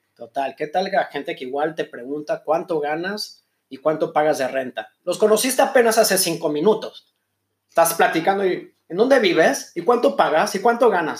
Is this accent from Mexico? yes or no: yes; Mexico; moved away as an adult; now in Israel; soy mexicano